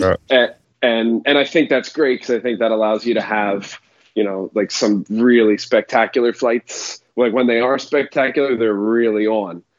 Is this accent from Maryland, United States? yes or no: yes; Baltimore, Maryland, United States; also born or lived in South Carolina; now in Orlando, United States; so I am in Orlando, Florida. I'm just outside of Orlando, but I'm from Baltimore, Maryland originally